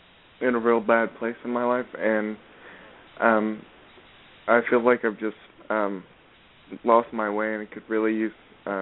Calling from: Ramona, Oklahoma, United States; I'm calling from Ramona, Oklahoma.

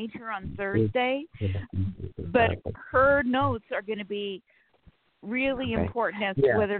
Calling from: Sacramento, California, United States; from Sacramento, California.

